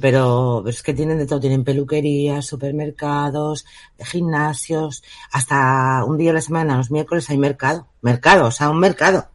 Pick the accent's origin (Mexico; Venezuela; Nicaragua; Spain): Spain; soy española